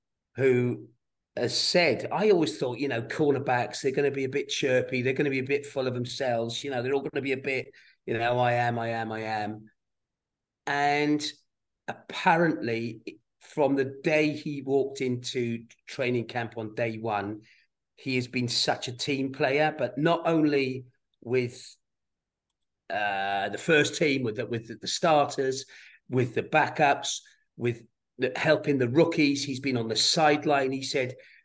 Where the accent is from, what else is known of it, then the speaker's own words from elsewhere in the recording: South Wales, United Kingdom; Nobody in my little village in South Wales had been anywhere near America